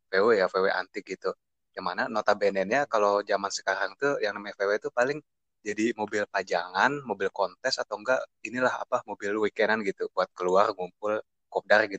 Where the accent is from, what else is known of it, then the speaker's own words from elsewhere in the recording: Bogor, West Java, Indonesia; Perkenalkan … gue dari Bogor.